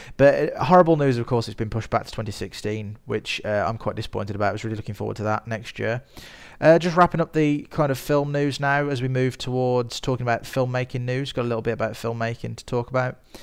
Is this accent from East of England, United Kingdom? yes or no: no; Birmingham, West Midlands, United Kingdom; I am a filmmaker from Birmingham in the United Kingdom, as you can probably tell from my voice.